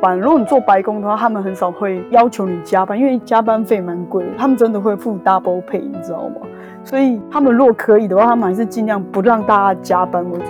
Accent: Taiwan; 可是我们台湾人分得出来，韩国人其实就是眼睛小。

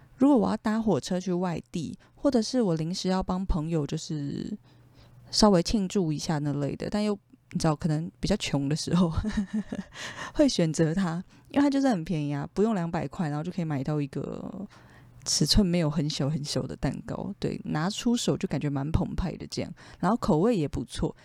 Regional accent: Taipei, Taiwan; moved away as an adult; 我真的是从小就住在内湖，从出生的那一天起， 就是土生土长的内湖人

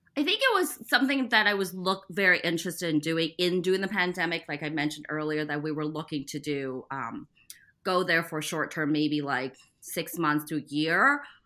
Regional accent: Midwest, United States; also born or lived in Taiwan; I was born in Taiwan and moved to the Midwest after I finished second grade

